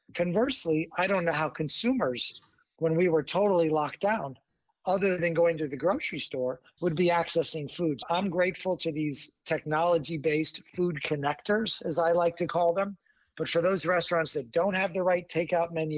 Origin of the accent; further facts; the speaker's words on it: Chicago, Illinois, United States; my hometown of Chicago.